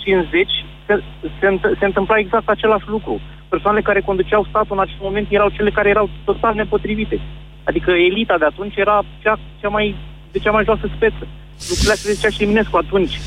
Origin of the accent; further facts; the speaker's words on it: Romania; ca români